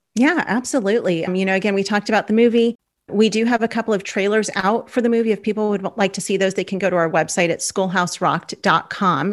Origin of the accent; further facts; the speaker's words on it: Los Angeles, California, United States; moved away as an adult; now in Oklahoma, United States; we're from Los Angeles